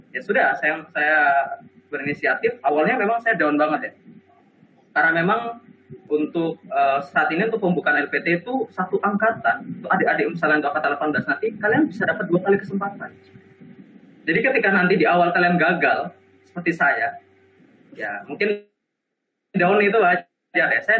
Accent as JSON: {"language": "Indonesian", "town": "Sorong", "region": "Southwest Papua", "country": "Indonesia", "said": "saya waktu itu sedang ada di Sorong di Papua ya tempat daerah saya ya."}